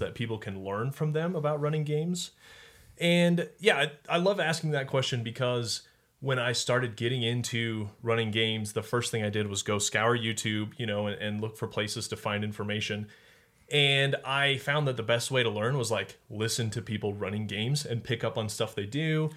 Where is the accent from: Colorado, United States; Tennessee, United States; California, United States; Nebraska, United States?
Colorado, United States; I grew up in Colorado, so it's the Rockies